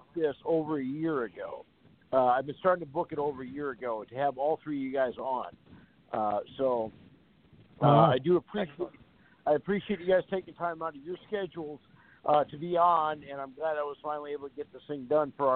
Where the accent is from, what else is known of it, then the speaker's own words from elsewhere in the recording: Fargo, North Dakota, United States; I'm proud of my hometown. I'm proud to call Fargo my home